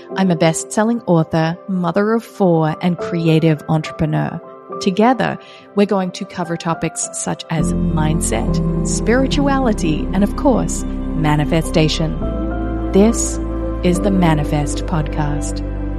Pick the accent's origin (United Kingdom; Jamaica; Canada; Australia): Australia; also born or lived in Queensland, Australia; now in Florida, United States; I grew up in Australia and I lived in Queensland for a little while.